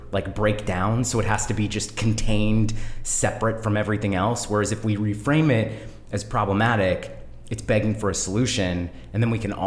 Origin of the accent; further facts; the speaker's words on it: Bay Area, California, United States; I grew up in the Bay Area, so I'm a deep hippie